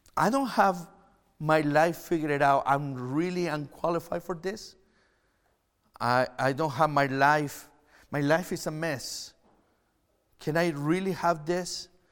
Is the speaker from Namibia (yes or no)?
no; Chile; English is a second language; now in Canada; I'm from Chile. If you're watching online, I'm not Canadian. I, that's why I have an accent